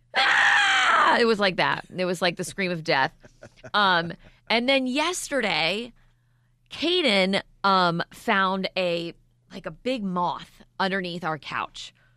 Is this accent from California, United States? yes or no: no; Maryland, United States; moved away; I'm from Maryland